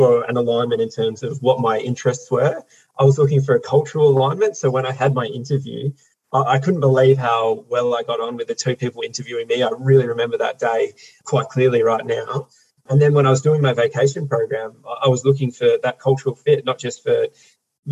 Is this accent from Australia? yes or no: yes; Perth, Western Australia, Australia; I was born and raised here in South Perth into a family of 6 kids